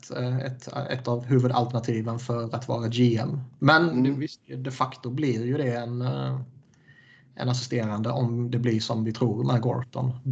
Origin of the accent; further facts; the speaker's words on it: Skåne, Sweden; Och jag är ändå jättemycket skåning, liksom. hela släkten kommer därifrån. Och jag brukar sällan ha problem med, med eh, skånska, djup skånska.